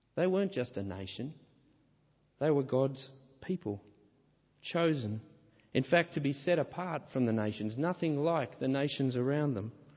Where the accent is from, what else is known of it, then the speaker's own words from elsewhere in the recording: Australia; my home country, Australia.